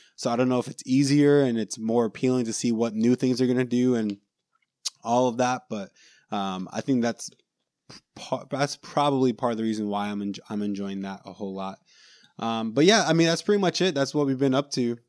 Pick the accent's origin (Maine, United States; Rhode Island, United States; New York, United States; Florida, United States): Florida, United States; Orlando; We're from Orlando